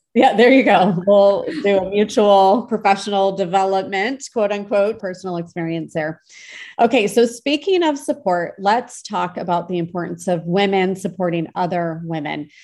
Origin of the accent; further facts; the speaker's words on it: Michigan, United States; I grew up in Michigan